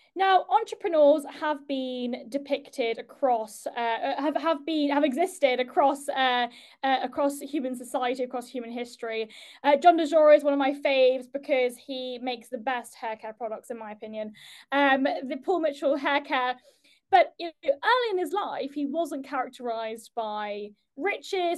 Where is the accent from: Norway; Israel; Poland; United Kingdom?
United Kingdom; as a Brit